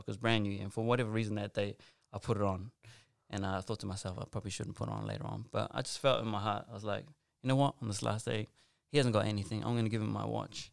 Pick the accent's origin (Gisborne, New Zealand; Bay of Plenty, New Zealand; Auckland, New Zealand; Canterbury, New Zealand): Auckland, New Zealand; also born or lived in Western Sydney; now in Australia; I grew up, born and raised in South Auckland